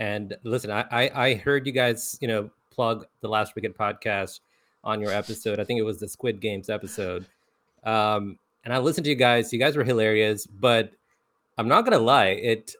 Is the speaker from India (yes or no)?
yes; India; also born or lived in Saudi Arabia; now in United States; so I'm actually from India. I was born to Indian parents in Saudi Arabia. And that's where I had my childhood. And then I went back to India for a while and then moved to the US about 15, 16 years ago.